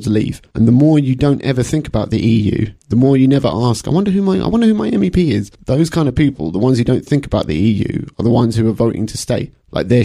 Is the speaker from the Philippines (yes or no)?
no; United Kingdom; I like being British